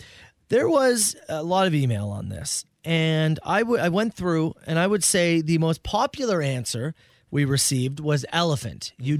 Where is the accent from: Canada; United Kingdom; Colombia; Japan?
Canada; I heard back, and they said no, because I'm Canadian, they cannot do the procedure.